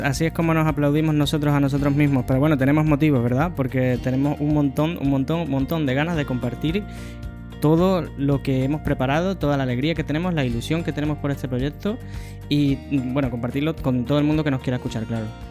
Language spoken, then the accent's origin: Spanish; Cádiz, Andalusia, Spain; moved away as an adult; also born or lived in Seville, Spain / Madrid, Spain / Schaffhausen, Switzerland / Dublin, Ireland; fui de mi ciudad natal, que es Cádiz, en España